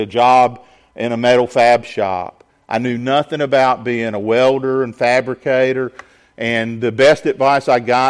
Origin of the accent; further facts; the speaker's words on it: Augusta, Georgia, United States; also born or lived in Sylvania, Georgia; We grew up in suburban Augusta, in neighborhoods